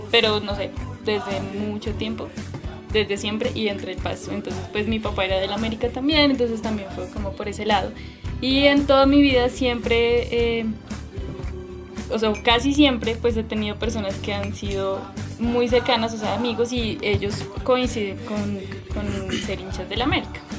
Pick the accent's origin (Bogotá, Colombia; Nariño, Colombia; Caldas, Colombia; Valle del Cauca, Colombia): Nariño, Colombia; Ipiales; vivía en Ipiales porque yo soy de Ipiales